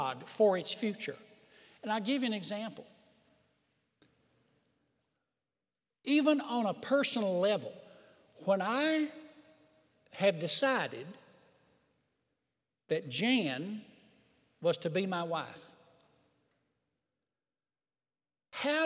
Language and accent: English; United States; we were born in America, the Christian nation